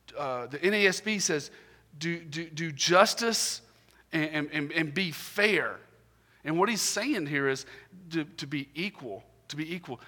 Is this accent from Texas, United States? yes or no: no; Augusta, Georgia, United States; I'm from Augusta, Georgia